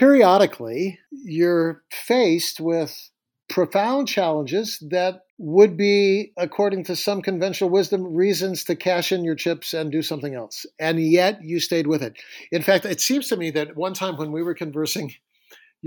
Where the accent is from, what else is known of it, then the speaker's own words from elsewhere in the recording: California, United States; moved away as an adult; now in Seattle, United States; I moved away from California to Seattle in college